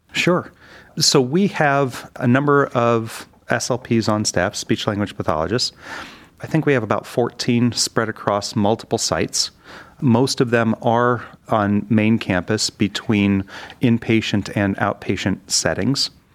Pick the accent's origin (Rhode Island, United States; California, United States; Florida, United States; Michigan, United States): Michigan, United States; Detroit; moved away as an adult; also born or lived in Pittsburgh; now in Cleveland, United States; I grew up in the Detroit area